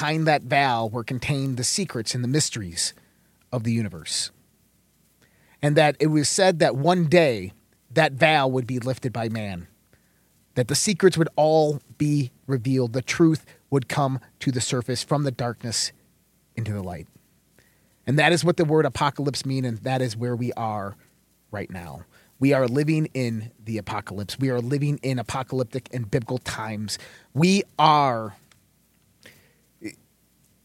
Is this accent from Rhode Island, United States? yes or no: no; Caledonia, New York, United States; now in Denver, United States; Rochester, New York